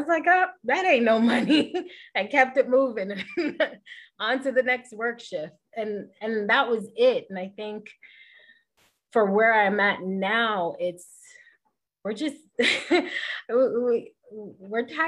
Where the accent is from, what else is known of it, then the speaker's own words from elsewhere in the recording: New York City, New York, United States; growing up in the Bronx and in New York